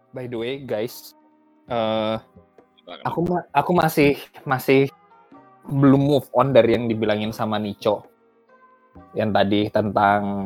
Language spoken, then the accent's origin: Indonesian; Balikpapan, East Kalimantan, Indonesia; moved away; Aku dari Balikpapan, tapi bukan orang Dayak Tulen, karena bapake adalah orang Jawa, jadi half-half